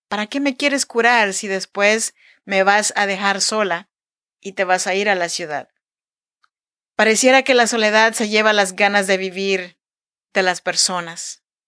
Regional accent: Chinantec region, Oaxaca, Mexico; now in Sacramento, United States; Yo soy nacida en Oaxaca, México, en la región chinanteca, pero yo vivo y produzco este podcast desde Sacramento, California.

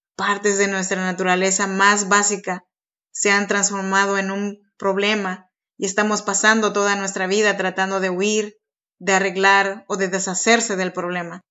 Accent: Oaxaca, Mexico; now in Sacramento, United States; Yo soy nacida en Oaxaca, México, y pues nada, aquí vivo extrañando mis raíces

